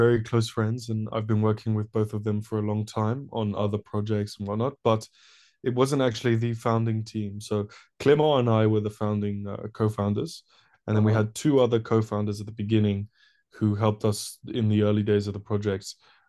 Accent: Paris, Île-de-France, France; moved away as an adult; now in United Kingdom; So, I'm actually from Paris originally. I'm French, but my parents are English. So I grew up in an international school in Paris. I moved to the UK to study about 7 years ago now.

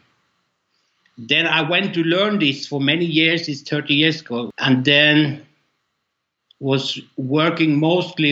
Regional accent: Norway; I'm from Norway

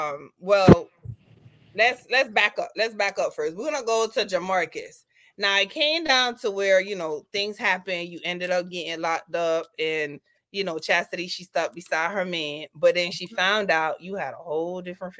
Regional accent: U.S. Virgin Islands; moved away as an adult; now in United States; I'm from the Virgin Islands and I've been here like over 30 years.

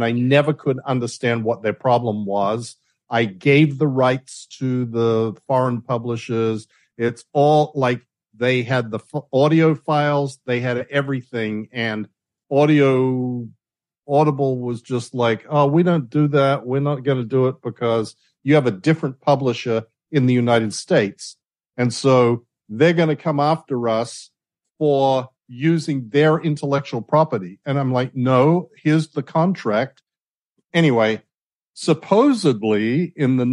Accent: Adelaide, South Australia, Australia; moved away; we grew up in Adelaide

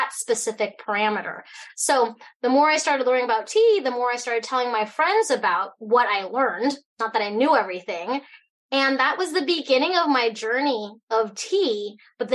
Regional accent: Fairbanks, Alaska, United States; also born or lived in Hong Kong; I was born in Hong Kong, grew up here in Fairbanks, Alaska

